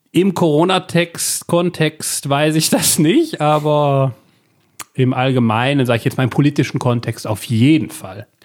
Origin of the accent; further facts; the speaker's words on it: Belgium; ich bin Belgier